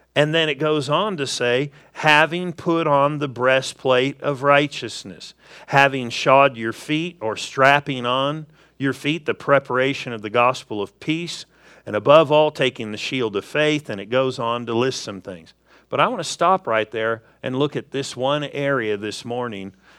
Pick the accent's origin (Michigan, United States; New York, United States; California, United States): California, United States; Southern; moved away; I grew up in Southern California